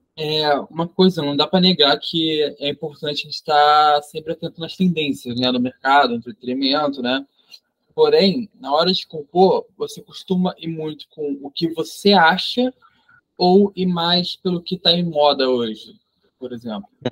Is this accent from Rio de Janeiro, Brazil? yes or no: yes; Rio de Janeiro, Brazil; sou do Rio de Janeiro